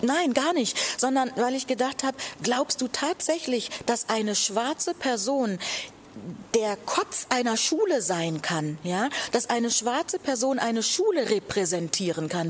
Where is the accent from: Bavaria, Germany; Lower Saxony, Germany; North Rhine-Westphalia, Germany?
Lower Saxony, Germany; Buxtehude; ich komme aus Buxtehude. Ja, das, das ist doch meine Heimatstadt.